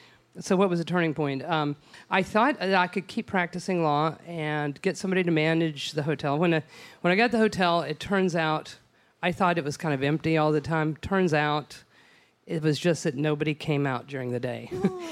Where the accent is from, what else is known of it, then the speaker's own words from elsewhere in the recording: Odessa, Texas, United States; I'm from West Texas. And in my hometown of beautiful Odessa, my family is still in the ranching business